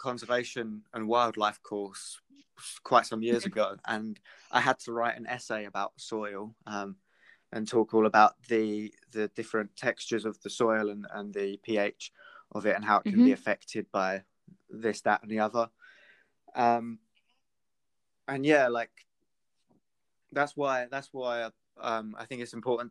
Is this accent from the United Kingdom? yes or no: yes; Britain / England, United Kingdom; if there's anything to be proud of for being British, it's the wildlife that we have in England.